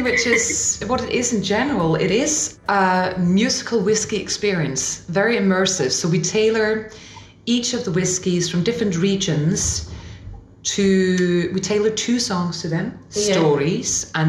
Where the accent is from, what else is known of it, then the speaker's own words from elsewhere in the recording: Denmark; English is a second language; We're going on tour in Denmark next week, actually. So taking it to my home country.